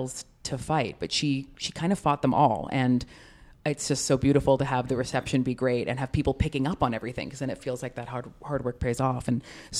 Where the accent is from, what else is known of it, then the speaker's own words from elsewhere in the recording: Canada; I'm Canadian